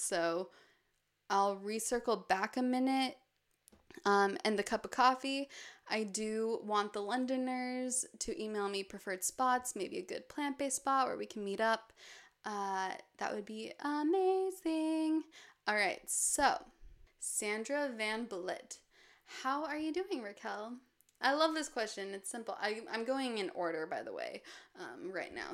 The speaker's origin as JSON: {"language": "English", "town": "Park City", "region": "Utah", "country": "United States", "tie": "born or raised there", "moved": "yes", "said": "my hometown, Park City, which is surrounded by mountains"}